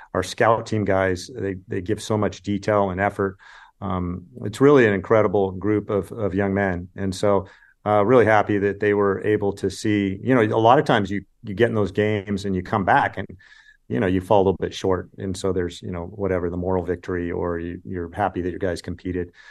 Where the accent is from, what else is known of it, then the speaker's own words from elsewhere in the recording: California, United States; I grew up in California and watched the Pac-ten